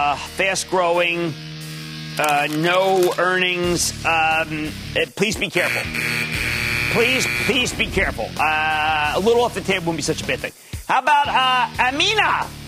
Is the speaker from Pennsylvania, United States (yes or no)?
yes; Philadelphia, Pennsylvania, United States; Yes, I know I'm from Philadelphia.